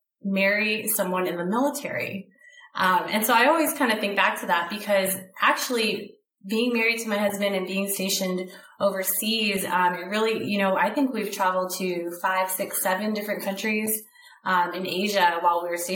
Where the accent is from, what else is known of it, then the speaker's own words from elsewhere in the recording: Southern California, United States; I grew up in California, Southern California